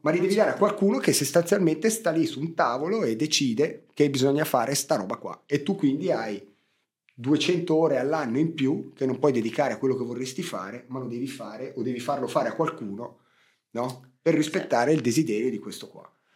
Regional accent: Ticino, Switzerland; io da svizzero

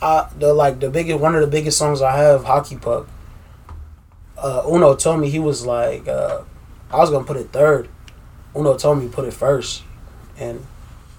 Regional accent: Des Moines, Iowa, United States; I'm from Des Moines, Des Moines, Iowa. Born and raised.

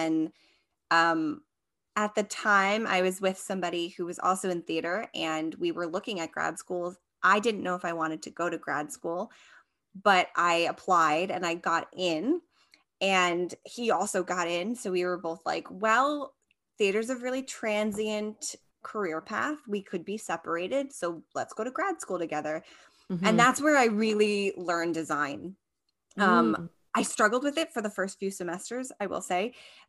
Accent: Long Island, New York, United States; now in Queens, United States; Yeah, so I am from Long Island, New York, and I am based out of Queens, New York.

